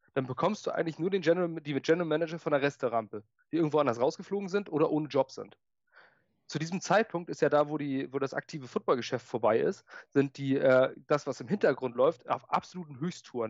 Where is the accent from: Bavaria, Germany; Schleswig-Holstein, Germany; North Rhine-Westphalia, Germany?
Schleswig-Holstein, Germany; ich bin Schleswig-Holsteiner.